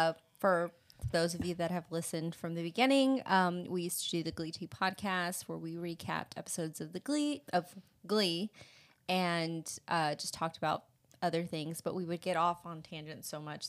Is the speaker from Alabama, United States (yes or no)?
no; Texas, United States; For those of you that don't know or haven't figured it out by our accents, we're from Texas. We're from a small town in Texas, right deep in the heart.